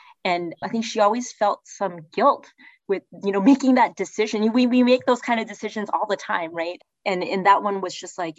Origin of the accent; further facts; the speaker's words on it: Texas, United States; born there; I was born in Texas, right?